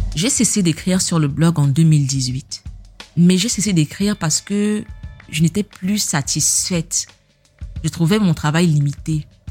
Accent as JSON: {"language": "French", "country": "Cameroon", "moved": "yes", "said": "on est camerounais"}